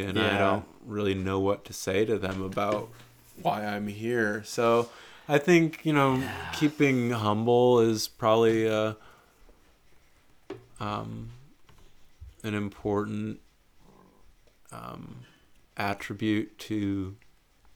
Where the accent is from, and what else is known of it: United States